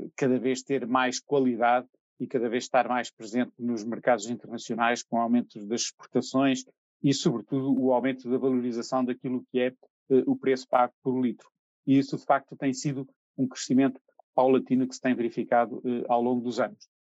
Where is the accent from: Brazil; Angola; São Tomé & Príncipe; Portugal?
Portugal; the North, Norte; cresci aqui no Norte, e sim cresci aqui no Norte